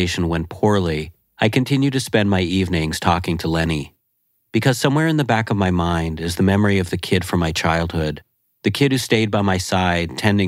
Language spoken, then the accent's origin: English; Laval, Quebec, Canada; moved away; Chomedey-Laval, a suburb we grew up in just outside of Montreal